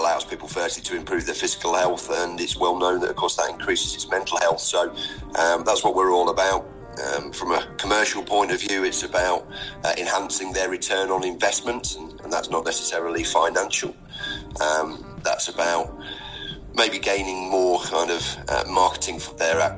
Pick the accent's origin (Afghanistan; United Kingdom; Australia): United Kingdom; Leicester, East Midlands; now in Newark, United Kingdom; my family and my formative years were spent growing up in Leicester.